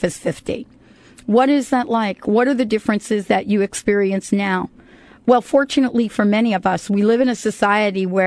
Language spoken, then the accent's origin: English; United States; moved away; I grew up in New York and New Jersey